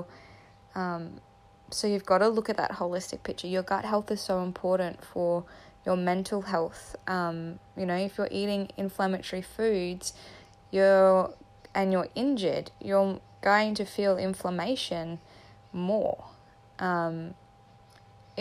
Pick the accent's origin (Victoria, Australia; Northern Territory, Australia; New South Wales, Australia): Northern Territory, Australia; Katherine; also born or lived in Townsville, Queensland; now in Darwin, Australia; I was raised in Katherine